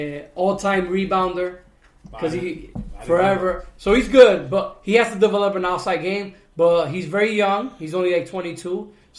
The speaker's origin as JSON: {"language": "English", "town": "Santiago de los Caballeros", "region": "Santiago", "country": "Dominican Republic", "said": "Because I'm from Santiago."}